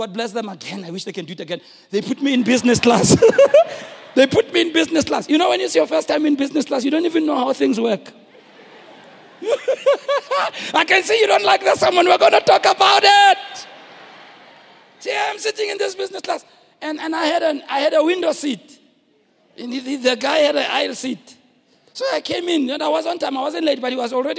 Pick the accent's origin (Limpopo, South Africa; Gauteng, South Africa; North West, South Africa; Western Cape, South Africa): Gauteng, South Africa; Soweto; I'm from Soweto